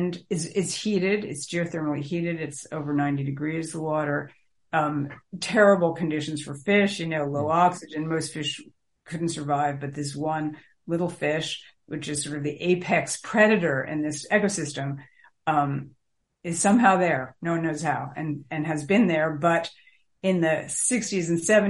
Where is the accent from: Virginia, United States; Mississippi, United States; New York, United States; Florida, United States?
New York, United States; New York City; I grew up in New York, the New York City water system